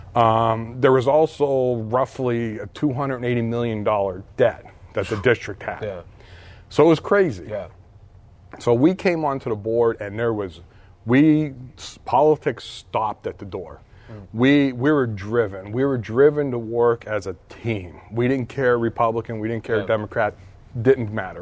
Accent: Hazleton, Pennsylvania, United States; moved away; I grew up in Hazleton

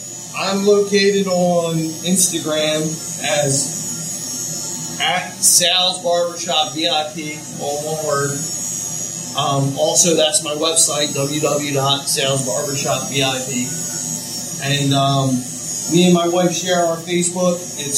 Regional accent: Norristown, Pennsylvania, United States; My father raised four boys by himself. In a two-bedroom, small apartment I grew up in Norristown.

